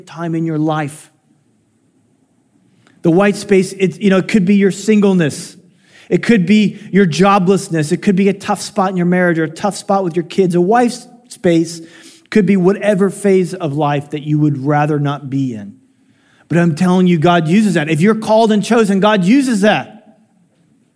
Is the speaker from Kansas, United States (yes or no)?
no; Illinois, United States; I was born in Illinois